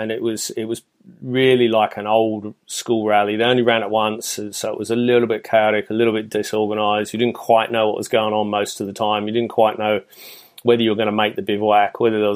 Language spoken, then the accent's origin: English; Australia; moved away; I'm originally Australian